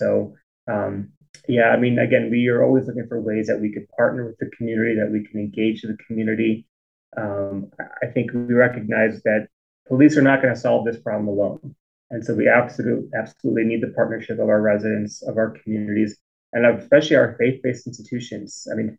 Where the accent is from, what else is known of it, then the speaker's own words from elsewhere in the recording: United States; So I grew up in the Northwest suburbs, growing up in a Jewish household.